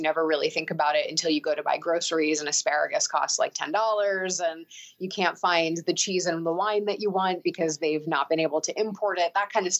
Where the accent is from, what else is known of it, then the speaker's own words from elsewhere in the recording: New York, United States; also born or lived in Moscow, Russia / London, United Kingdom; as a New Yorker